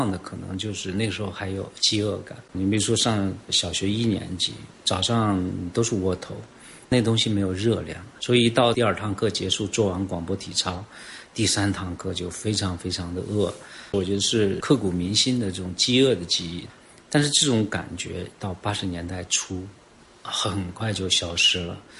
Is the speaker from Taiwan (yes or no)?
no; China; 革开放我八岁，然后到现在四十年，我四十八岁，贯穿了我整个成长过程。作为一个中国人，确实是在这个变革中生活的。